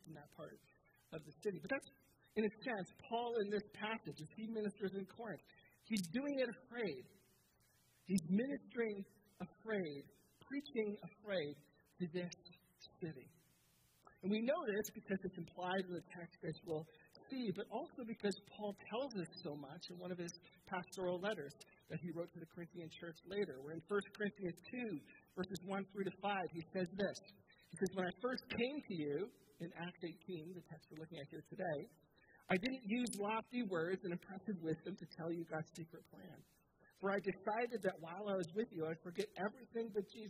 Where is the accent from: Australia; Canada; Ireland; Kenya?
Canada; Southern Ontario; I'm from Southern Ontario